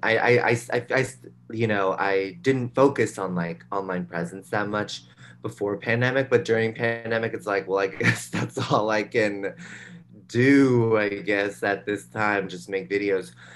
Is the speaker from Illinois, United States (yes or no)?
no; San Rafael, California, United States; moved away as an adult; also born or lived in New York; I'm from a suburb outside of San Francisco called San Rafael, and um, I um, I grew up there, and then I moved to New York for college